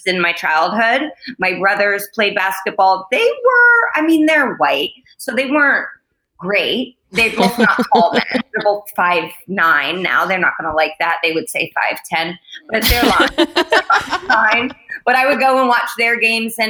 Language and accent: English; Indiana, United States; I grew up in Indiana